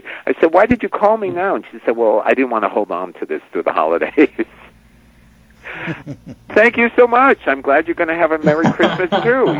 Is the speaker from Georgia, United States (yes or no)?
no; New York, United States; I grew up in New York